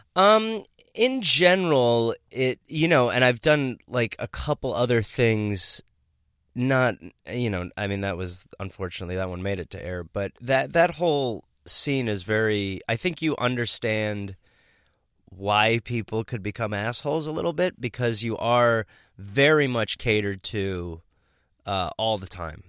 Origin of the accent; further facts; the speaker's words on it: Milwaukee, Wisconsin, United States; moved away; I'm from Milwaukee, Wisconsin